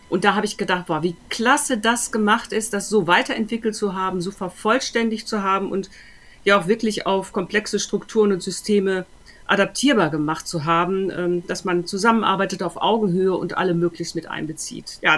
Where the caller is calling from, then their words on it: Düsseldorf, North Rhine-Westphalia, Germany; ich äh, bin jetzt auch aus Düsseldorf zugeschaltet.